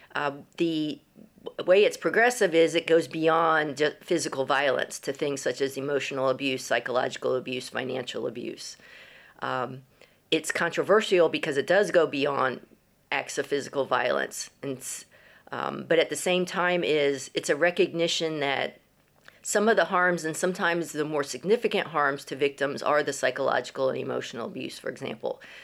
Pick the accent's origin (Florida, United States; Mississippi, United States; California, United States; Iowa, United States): Florida, United States; moved away as an adult; also born or lived in Texas; now in Guildford, United Kingdom; I grew up in Florida